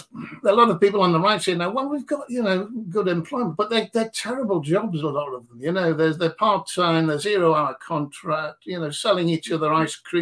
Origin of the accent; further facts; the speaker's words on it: Newcastle upon Tyne, North East England, United Kingdom; also born or lived in Consett; I'm from Newcastle